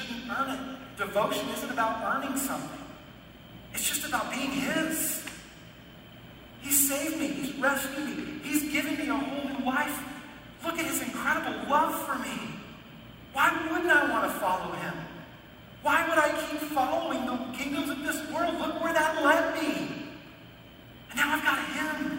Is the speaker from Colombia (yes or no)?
no; United States; I'm an American and I'm a Christian